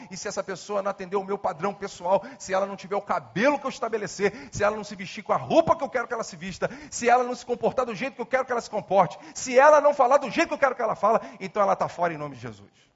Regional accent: Nova Iguaçu, Rio de Janeiro, Brazil; Nasci em Nova Iguaçu

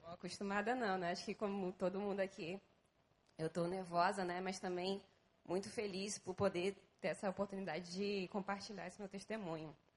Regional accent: São Paulo, Brazil; moved away as an adult; now in Rio de Janeiro, Brazil; eu sou de São Paulo.

